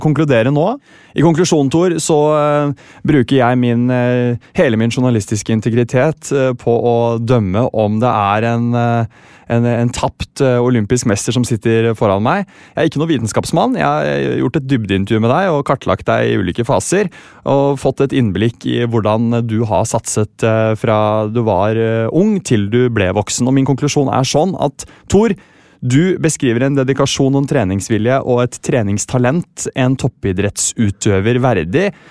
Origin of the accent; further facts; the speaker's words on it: Sandefjord, Vestfold, Norway; Jeg er fra Sandefjord